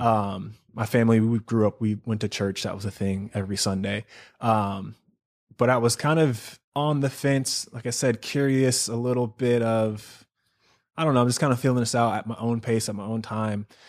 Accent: Charlotte, North Carolina, United States; moved away as an adult; also born or lived in Seattle, Washington; now in Southern California, United States; I'm from Charlotte, North Carolina. That's where I consider home. I was actually born in Seattle. Lived there till I was ten, ten years old, and then my family moved to North Carolina

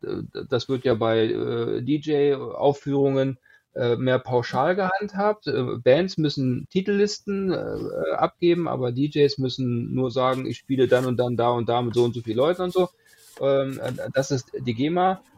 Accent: Hanover, Lower Saxony, Germany; komme aus dem äh, Hannover, habe deshalb auch keinen Dialekt

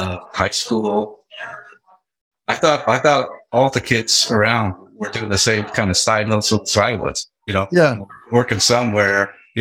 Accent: Seattle, Washington, United States; also born or lived in Tacoma, Washington; I grew up in the Seattle area. I was born in Tacoma

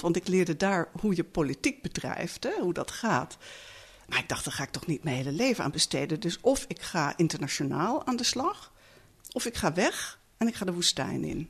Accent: Netherlands; ik kom uit Nederland

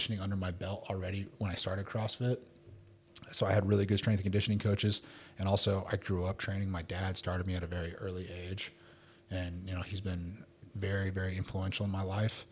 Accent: United States; moved away as an adult; also born or lived in Houston, Texas / Philippines; now in Dubai, United Arab Emirates; I'm American

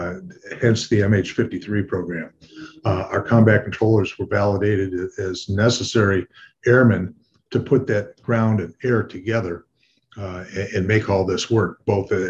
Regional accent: Detroit, Michigan, United States; I was born and raised in Detroit, Michigan

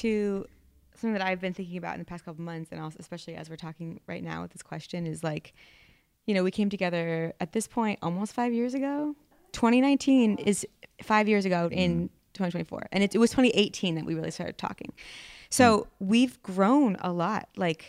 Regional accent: Vermont, United States; I'm from Vermont. Like, I didn't dare.

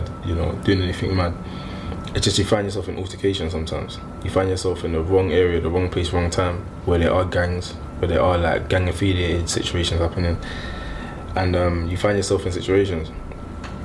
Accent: London, United Kingdom; also born or lived in Hackney; I was born in Hackney, but I grew up in like Stratford, Forest Gate.

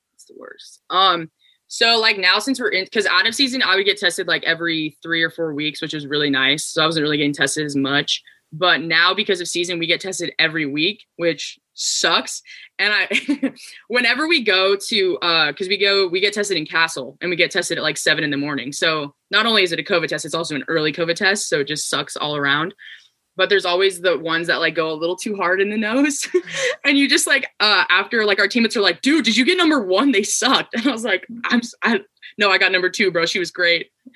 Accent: Las Vegas, Nevada, United States; moved away as an adult; also born or lived in Arlington, Virginia / New Mexico; I grew up in Vegas from like seven to 18.

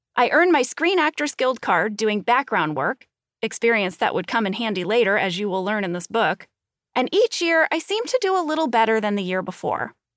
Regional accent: St. Louis, Missouri, United States; moved away as an adult; I grew up in Saint Louis, Missouri

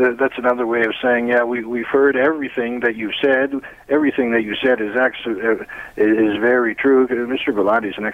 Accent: Toronto, Ontario, Canada; accent: Toronto; I have a Toronto accent

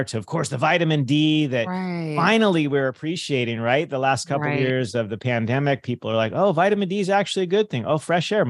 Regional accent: California, United States; I grew up in California

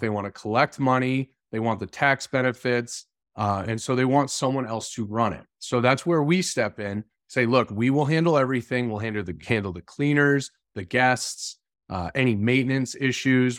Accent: Massachusetts, United States; I grew up in Massachusetts.

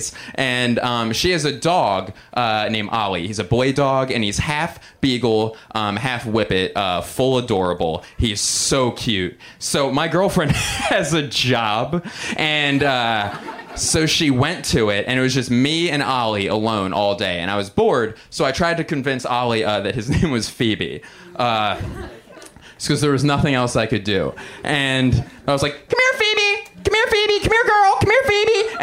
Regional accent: suburbs of Philadelphia, Pennsylvania, United States; I'm from 20 very important, safe, amazing public school ridden miles outside of that city

